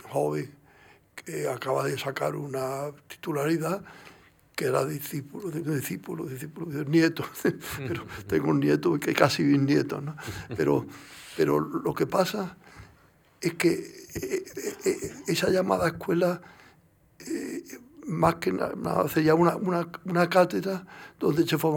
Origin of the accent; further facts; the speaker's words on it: Andalusia, Spain; Yo, yo, yo, soy andaluz